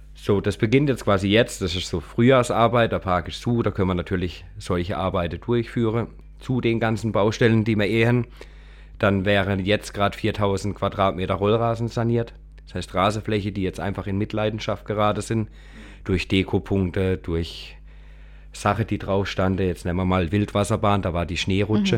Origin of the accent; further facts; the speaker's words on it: Kappel-Grafenhausen, Baden-Württemberg, Germany; ich komme aus Kabelgrafhausen.